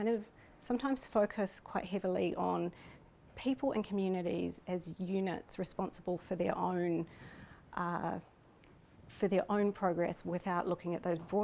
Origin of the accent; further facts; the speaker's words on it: New Zealand; I'm from New Zealand. I'm Pākehā, which is a New Zealander of European descent